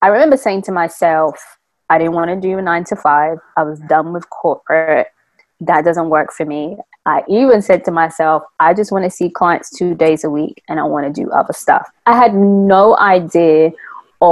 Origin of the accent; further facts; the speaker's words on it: London, United Kingdom; moved away as an adult; now in Georgia, United States; Born and raised in London, but been living here in America for the past 13 years